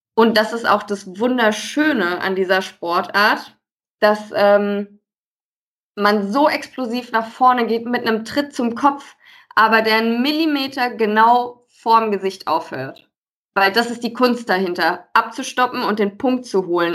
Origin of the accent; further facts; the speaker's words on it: Westerwald, Rhineland-Palatinate, Germany; now in Frankfurt, Germany; ich bin zwar jetzt schon einige Jahre in Frankfurt wohnhaft, aber ich komme ja eigentlich aus dem äh, gebürtig aus dem Westerwald, mhm. aus einem kleinen Dörflein